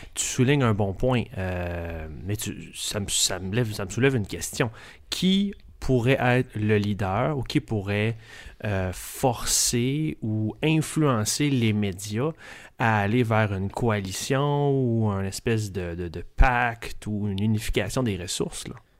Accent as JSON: {"language": "French", "town": "Quebec City", "region": "Quebec", "country": "Canada", "moved": "yes", "said": "Je viens de Québec, mais ça fait longtemps que je suis plus là"}